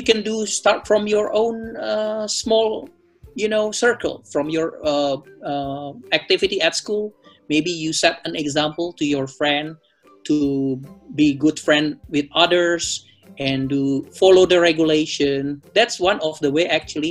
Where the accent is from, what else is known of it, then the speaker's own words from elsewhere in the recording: Manado, North Sulawesi, Indonesia; I'm a Manadonese from Manado.